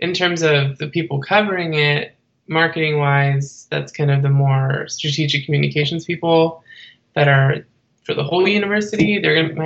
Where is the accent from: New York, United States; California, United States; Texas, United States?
California, United States; Bay Area; I am originally from the Bay Area, California